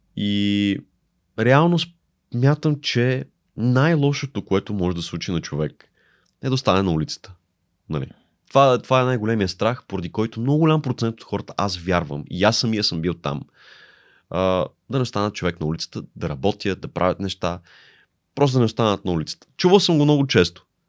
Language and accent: Bulgarian; Bulgaria; moved away as an adult; also born or lived in Italy; аз съм от България